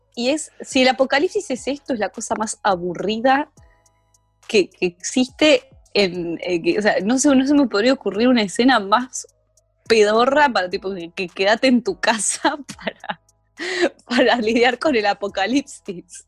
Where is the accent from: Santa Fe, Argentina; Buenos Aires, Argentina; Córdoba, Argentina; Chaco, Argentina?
Buenos Aires, Argentina; me tildan de cheta por ser de Capital Federal, yo digo, bueno, pero por lo menos, por lo menos no soy de San Isidro